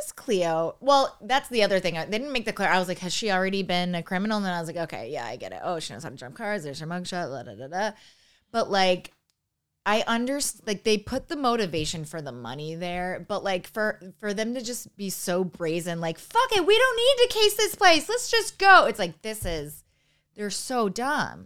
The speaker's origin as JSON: {"language": "English", "area": "outside of Buffalo", "region": "New York", "country": "United States", "said": "I'm from outside of Buffalo, New York"}